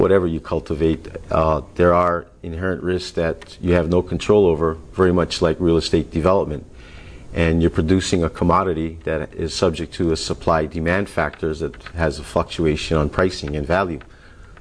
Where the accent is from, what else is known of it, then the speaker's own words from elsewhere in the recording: Kula, Hawaii, United States; also born or lived in Oahu; I grew up in Kula, Maui